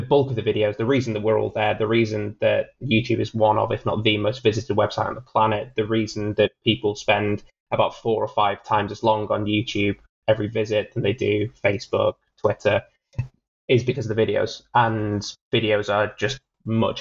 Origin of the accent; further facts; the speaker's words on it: United Kingdom; as a Brit